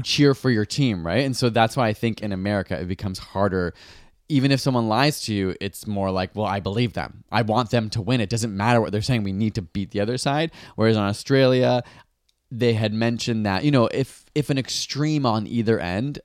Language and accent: English; Canada; as a Canadian, I'm a Canadian.